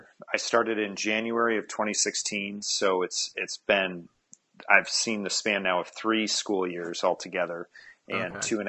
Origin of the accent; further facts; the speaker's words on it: Michigan, United States; now in Dallas, United States; I grew up in Michigan